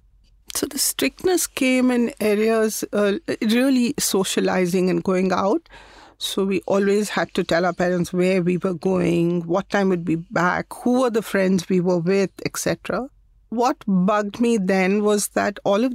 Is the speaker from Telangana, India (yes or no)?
no; Chennai, Tamil Nadu, India; moved away as an adult; also born or lived in Hubli, Karnataka / Bombay; I was born in Hubli, but really grew up in Madras.